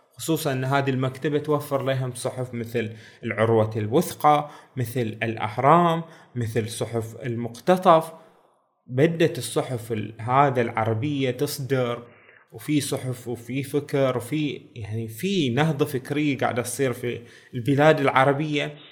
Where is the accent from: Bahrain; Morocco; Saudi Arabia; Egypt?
Bahrain; بلادنا البحرين